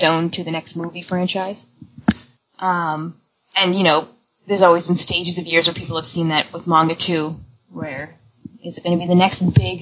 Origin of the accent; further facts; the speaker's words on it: Canada; as a Canadian, I can say that I grew up getting a lot of manga in French as well